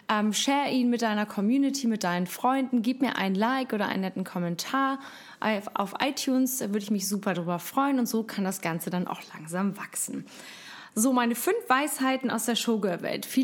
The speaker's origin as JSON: {"language": "German", "region": "Hamburg", "country": "Germany", "said": "Jetzt komme ich auch noch aus Hamburg, bin eine waschechte Hamburger Dern"}